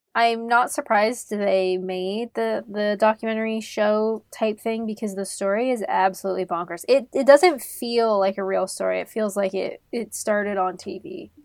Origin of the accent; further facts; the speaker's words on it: Canada; moved away as an adult; also born or lived in England; I'm Canadian.